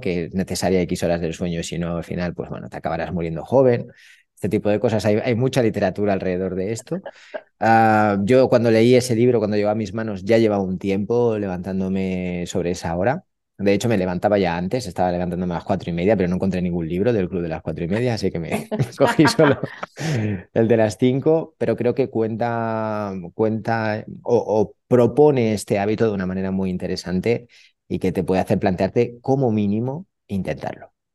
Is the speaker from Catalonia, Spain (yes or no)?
yes; Catalonia, Spain; now in Málaga, Spain; como buen catalán